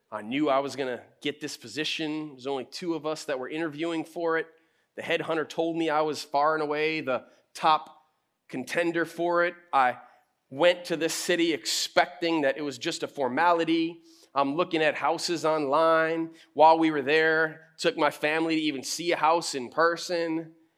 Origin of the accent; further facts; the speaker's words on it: United States; I'm American too